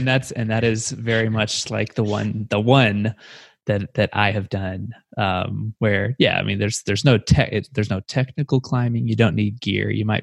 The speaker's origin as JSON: {"language": "English", "country": "United States", "said": "I can't do the meters calculation off the top of my head because I'm an American."}